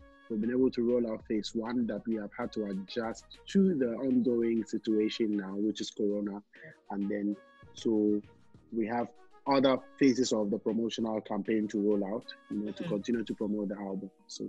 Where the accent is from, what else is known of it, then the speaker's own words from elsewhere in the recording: Ghana; as a Ghanaian artist